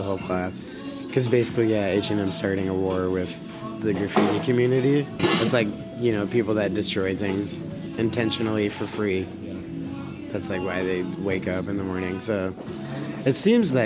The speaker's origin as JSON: {"language": "English", "town": "Madison", "region": "Wisconsin", "country": "United States", "tie": "born or raised there", "also_born_or_lived": "Portland / Boston", "said": "I was born in Madison, yeah. On the south, I guess it'd be southwest side. Raymond Road, Russet Road, that's the neighborhood I grew up"}